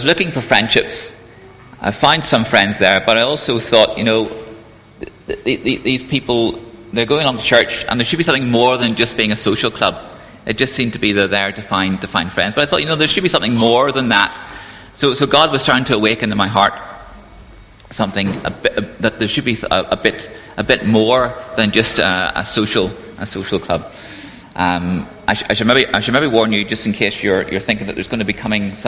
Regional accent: Belfast, Northern Ireland, United Kingdom; moved away as an adult; also born or lived in Cambridge; I grew up in Belfast, in Northern Ireland, during the time of the Troubles

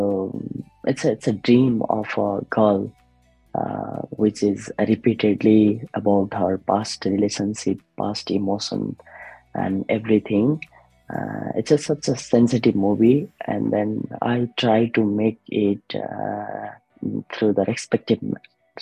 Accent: Nepal; moved away as an adult; now in Australia; I raised in the Nepal, like I grown up in the Nepal.

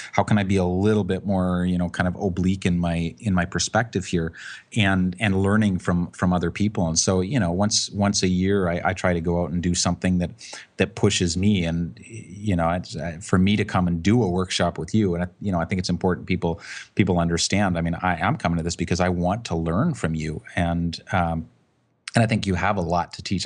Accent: Canada; I'm a Canadian, but I live on the West Coast

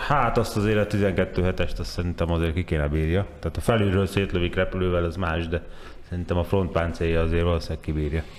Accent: Hungary; mi meg magyarként

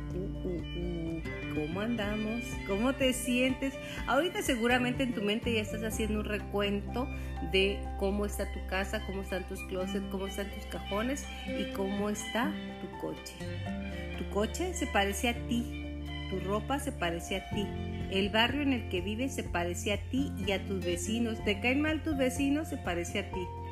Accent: Chihuahua, Mexico; para aquellas personas que somos de Chihuahua

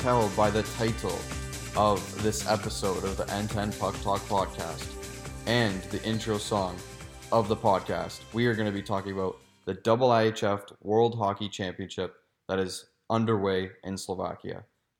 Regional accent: Canada; We are from Canada

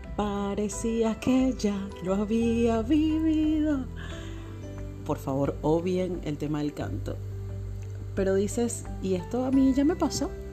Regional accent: Caracas, Capital District, Venezuela; now in Buenos Aires, Argentina; en este momento estoy viviendo en Buenos Aires. Soy oriunda de Caracas.

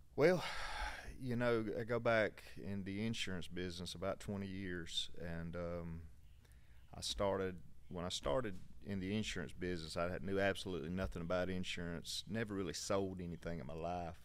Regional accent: Valdosta, Georgia, United States; we're from Valdosta, so not far from here

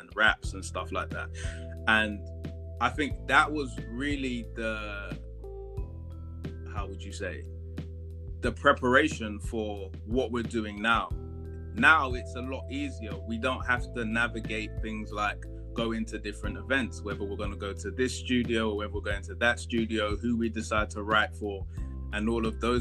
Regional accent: London, United Kingdom; were born in London, but our family comes from Ghana.

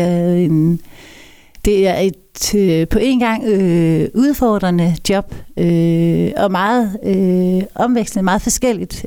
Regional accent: Kolding, Southern Denmark, Denmark; Født og opvokset. Trådt mine barnesko i Koldings gader.

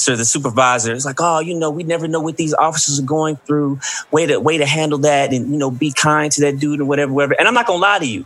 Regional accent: Columbus, United States; my hometown in Columbus

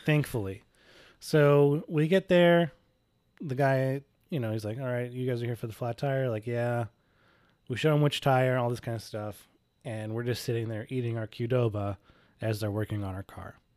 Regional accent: Indianapolis, Indiana, United States; we're, we're from Indianapolis

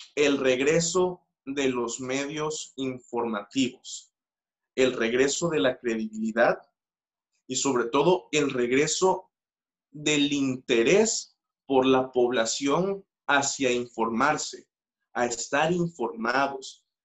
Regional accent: Mexico; nuestra naturaleza como mexicanos

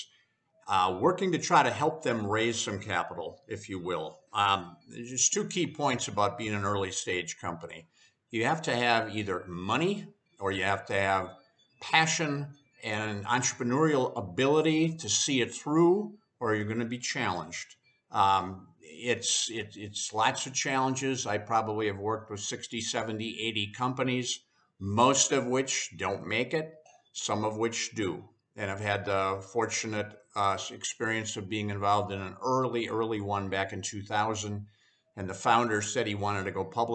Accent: Plymouth, Wisconsin, United States; moved away as an adult; also born or lived in Indianapolis / Chicago; I grew up in Plymouth, Wisconsin, which is exactly between Milwaukee and Green Bay

